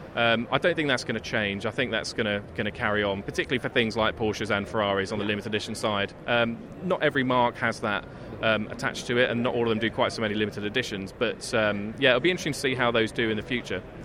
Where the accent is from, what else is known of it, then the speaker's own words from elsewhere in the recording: Essex, East of England, United Kingdom; I grew up in Essex